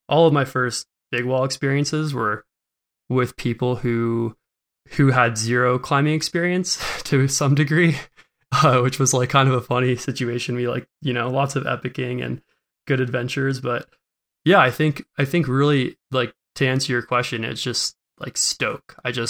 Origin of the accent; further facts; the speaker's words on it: New York, United States; now in West Coast, United States; I grew up in New York. Suburbs of New York City.